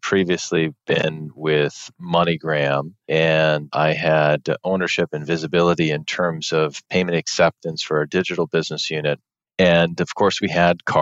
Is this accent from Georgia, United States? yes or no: no; Michigan, United States; also born or lived in Europe; I grew up in Michigan